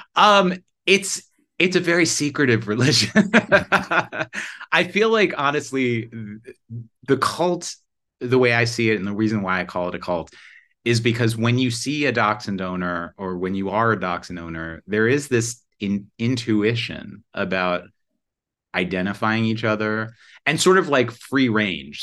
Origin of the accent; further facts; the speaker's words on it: New York, United States; moved away as an adult; also born or lived in California; I'm from New York, but I lived out there for a little while